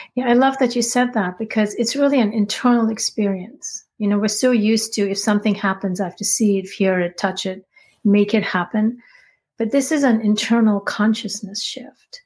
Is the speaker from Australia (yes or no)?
no; India; I grew up in India.